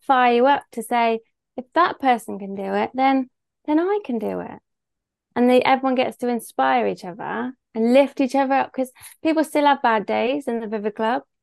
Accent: Bristol, South West England, United Kingdom; accent: Bristol; I live in Bristol, hence my beautiful accent

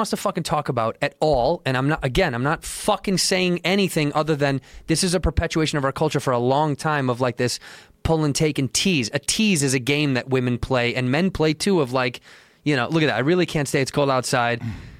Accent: Chicago, Illinois, United States; Chicago, yeah.

